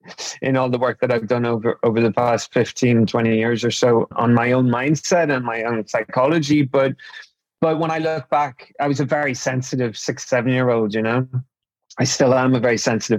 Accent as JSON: {"language": "English", "town": "Newry", "region": "Northern Ireland", "country": "United Kingdom", "tie": "born or raised there", "said": "I was brought up in Northern Ireland"}